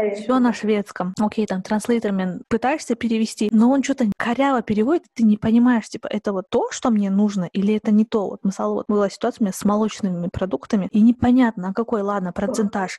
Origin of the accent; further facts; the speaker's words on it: Kazakhstan; now in Sweden; я из Казахстана